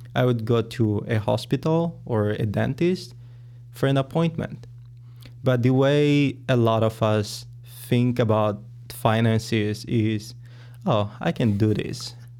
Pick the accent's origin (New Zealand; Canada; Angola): Angola; moved away as an adult; now in United States; I am from Angola in Africa, and I have been in the U S for about seven years